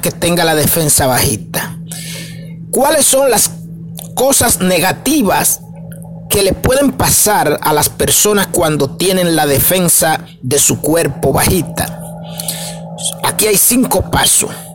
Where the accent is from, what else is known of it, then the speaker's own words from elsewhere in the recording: Dominican Republic; para mi gente de República Dominicana, porque somos dominicanos, estamos transmitiendo desde aquí, desde República Dominicana